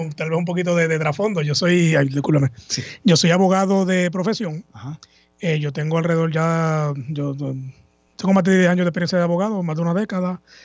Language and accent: Spanish; Puerto Rico; Escuela Superior y para atrás también todo en Puerto Rico